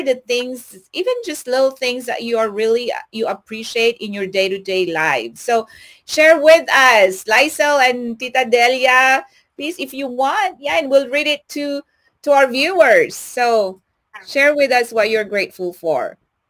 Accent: Lubbock, Texas, United States; now in Houston, United States; when I was new here in Houston, Texas, and of course I came from Lubbock, and it's like everywhere in Lubbock is like 15 minutes away, right?

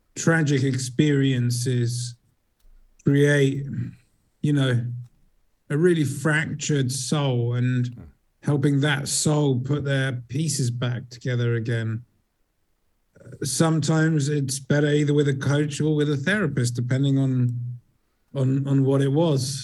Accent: England, United Kingdom; also born or lived in south of Spain; now in Spain; I hail from England, but I live in sunnier place.

